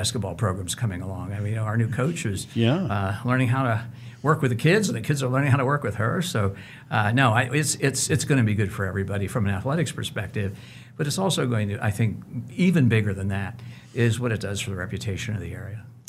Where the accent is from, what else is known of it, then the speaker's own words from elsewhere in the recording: Cincinnati, Ohio, United States; moved away as an adult; now in Wichita, United States; I grew up in Cincinnati. I was born there, but Wichita is my home